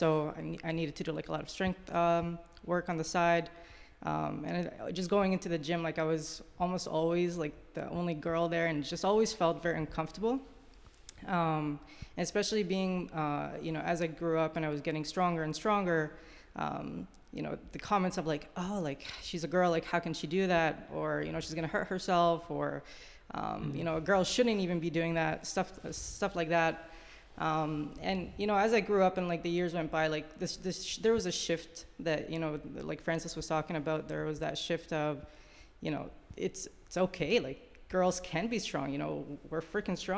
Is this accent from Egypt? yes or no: yes; Egypt; moved away; I grew up in Egypt.